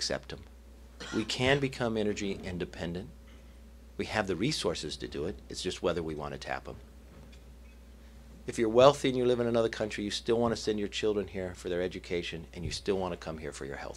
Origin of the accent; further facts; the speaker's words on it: Bakersfield, California, United States; when I grew up in Bakersfield, I grew up on the wrong side of town